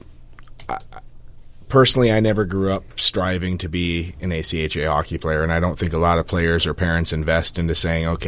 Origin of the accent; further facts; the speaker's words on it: Muskegon, Michigan, United States; moved away; I'm from grew up, born and raised in Muskegon, Michigan